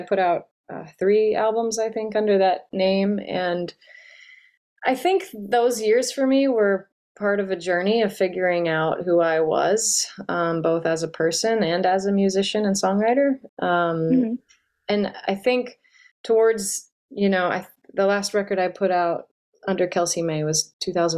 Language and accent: English; North Louisiana, United States; now in New Orleans, United States; I grew up in North Louisiana